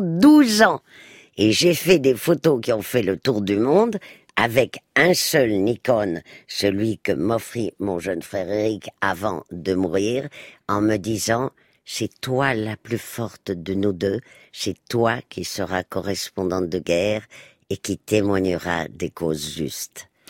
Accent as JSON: {"language": "French", "country": "Spain", "tie": "born or raised there", "moved": "yes", "said": "moi qui ai passé mon enfance en Espagne"}